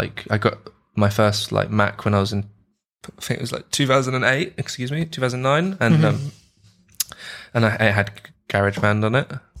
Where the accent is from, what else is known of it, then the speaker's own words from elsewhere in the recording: London, United Kingdom; now in Edinburgh, United Kingdom; So I was born in London, mm-hmm. UK, and raised in London as well. And currently now I'm in Edinburgh in Scotland.